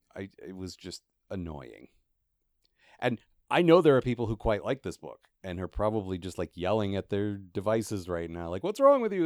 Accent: United States; I have literally spent the last ten years being an American

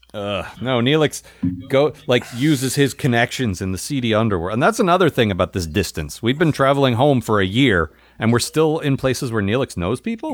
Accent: United States; as an American

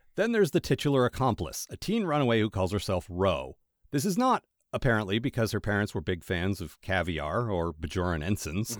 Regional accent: Maryland, United States; I'm from Maryland

